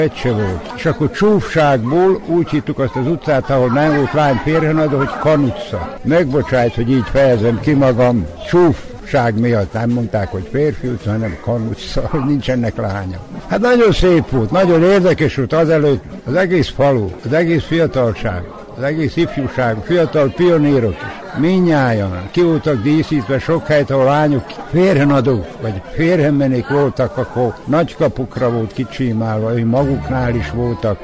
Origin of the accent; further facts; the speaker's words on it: Erzsébet, Vojvodina, Serbia; én Erzsébeten születtem